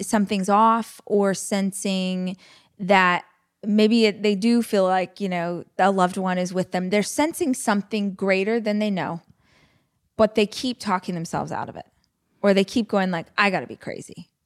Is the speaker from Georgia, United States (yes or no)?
no; Bakersfield, California, United States; I tell people I'm from Bakersfield, but I actually lived probably forty minutes away from the city out in the country